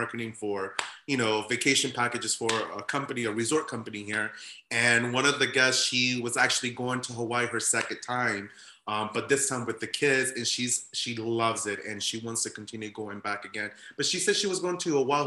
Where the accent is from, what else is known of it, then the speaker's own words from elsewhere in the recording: Colombia; now in Orlando, United States; I'm from Colombia. I'm actually Colombian, Russian, and Polish.